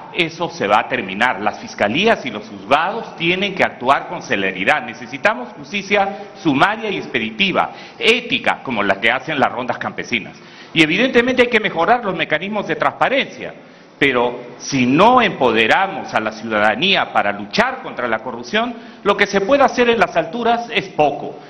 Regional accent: Peru; Como mucho peruano

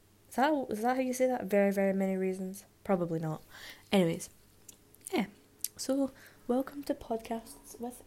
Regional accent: Scotland, United Kingdom; I am from Scotland

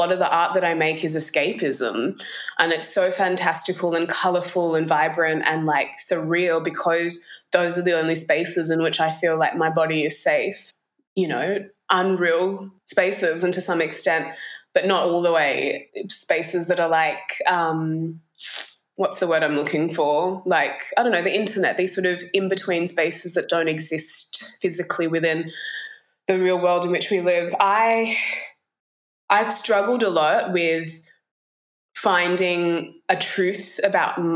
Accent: Ku-ring-gai, New South Wales, Australia; also born or lived in Bor, South Sudan; where I grew up is called Kurungai or Gurungai

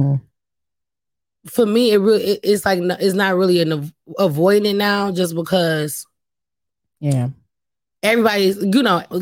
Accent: Detroit, Michigan, United States; I'm from Detroit. So I got friends. I literally have friends from elementary school.

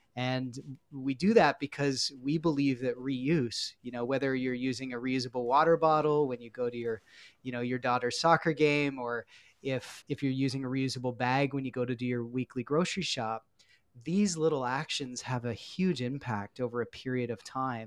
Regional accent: Peterborough, Ontario, Canada; also born or lived in Guelph; I grew up in Peterborough, Ontario

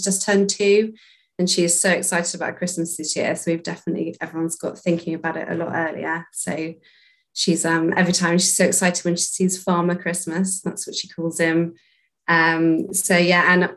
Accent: Somerset, South West England, United Kingdom; I grew up in Somerset and I live here now with my family

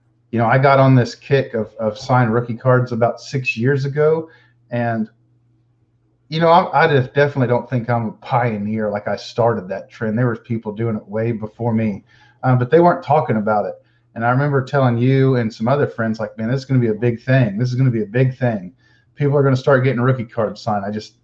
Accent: Houston, Texas, United States; I'm from Houston

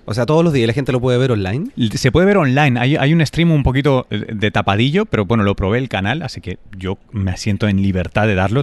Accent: Spain; moved away; also born or lived in New York; yo soy español

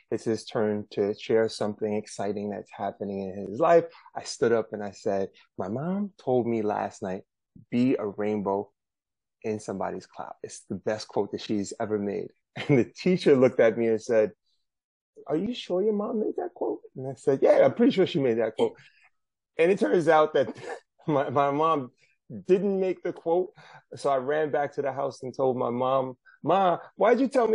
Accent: New York City, New York, United States; I'm from Brooklyn, New York. This is where I'm zooming in from

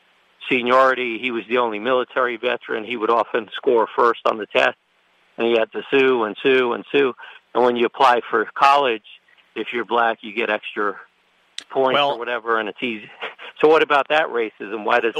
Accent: Newark, New Jersey, United States; moved away; also born or lived in South Orange; I came from Newark, from South Orange, Newark.

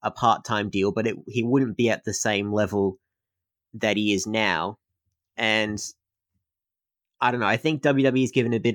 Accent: Australia; We're Australian

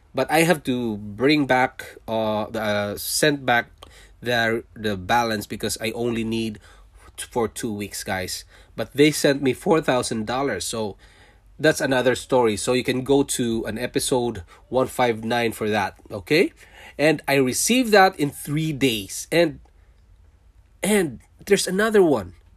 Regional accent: Philippines; moved away as an adult; also born or lived in Singapore; now in Canada; I was born in Philippines. I'm a Filipino, and I worked in Singapore for five years, leaving my family behind in Philippines

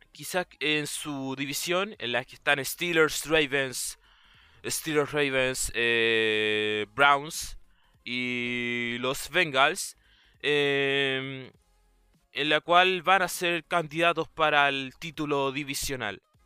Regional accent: Chile; yo soy chileno

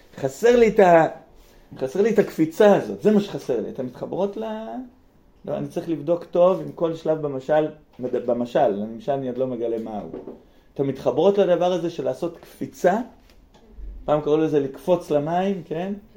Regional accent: near Be'erot Yitzhak, Central District, Israel; בגלל בארות יצחק לידינו

